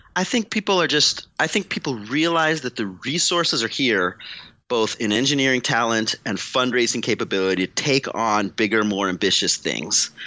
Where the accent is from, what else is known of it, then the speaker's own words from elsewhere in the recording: St. Louis, Missouri, United States; moved away as an adult; now in California, United States; I'm from St. Louis, Missouri